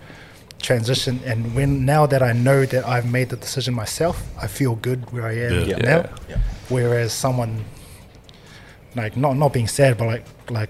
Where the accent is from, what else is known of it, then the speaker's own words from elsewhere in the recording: Auckland, New Zealand; moved away; growing up in the Auckland system, playing footy in the Auckland system